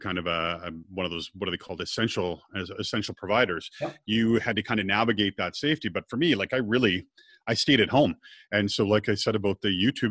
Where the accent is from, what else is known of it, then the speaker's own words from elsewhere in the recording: Scotland, United Kingdom; I'm Scottish